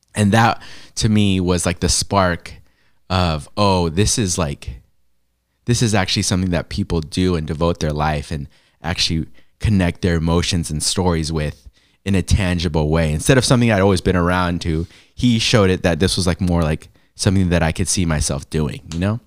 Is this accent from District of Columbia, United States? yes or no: no; San Diego, California, United States; moved away as an adult; also born or lived in Los Angeles, United States; now in Portland, United States; born in LA, raised in San Diego.